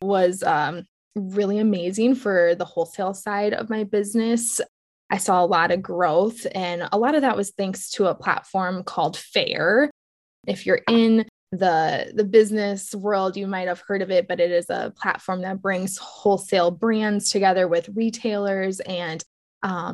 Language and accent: English; Protivin, Iowa, United States; also born or lived in Des Moines, Iowa / Williamsburg, Iowa; I grew up outside of a town called Protivin